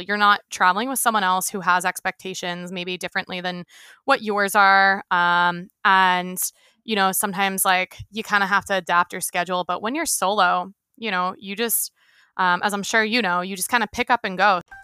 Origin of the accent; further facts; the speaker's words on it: right outside of Philadelphia, Pennsylvania, United States; now in San Diego, United States; born and raised, um, right outside of Philly